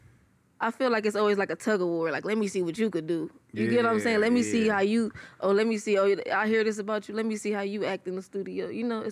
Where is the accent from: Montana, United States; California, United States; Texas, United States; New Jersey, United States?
California, United States; Compton; I'm from Compton, California. Wilmington Orms, to be exact